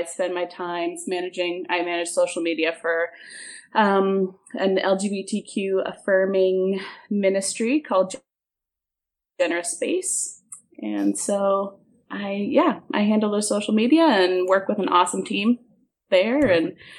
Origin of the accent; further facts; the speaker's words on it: Manitoba, Canada; moved away as an adult; I grew up Mennonite in Manitoba, southern Manitoba. I moved across to the east coast of Canada when I was 20